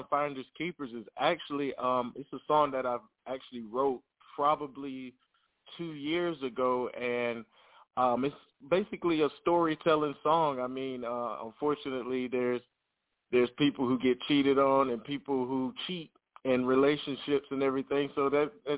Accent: North Carolina, United States; I'm from Carolina

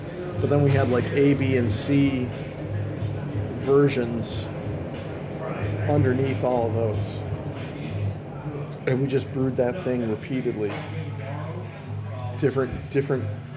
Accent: Chicago, Illinois, United States; I'm born and raised in Chicago.

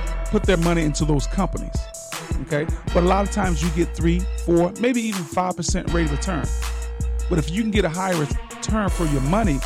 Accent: Sarasota, Florida, United States; I'm from Sarasota

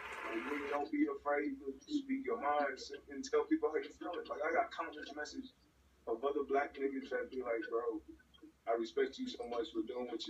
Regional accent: New Orleans, Louisiana, United States; But I'm not about to say, yeah, I'm more say I'm from New Orleans. I never, but It's a little bit of both, but it's mostly from, like, niggas know I'm from New Orleans and I'm gonna represent New Orleans. But I respect Texas.

